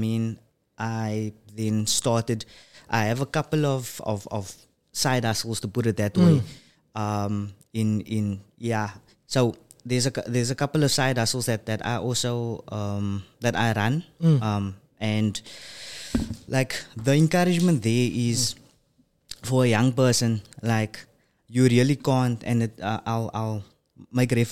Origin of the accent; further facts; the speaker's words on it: Cape Town, Western Cape, South Africa; I was born and bred in Bridgetown, that is all the way in Athlone, 7764